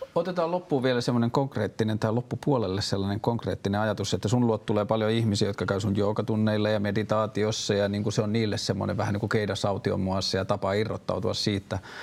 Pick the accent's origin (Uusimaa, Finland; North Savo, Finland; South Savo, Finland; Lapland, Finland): Lapland, Finland; Tornio; moved away; Mä oon myös kotoisin Torniosta, Kyläjoelta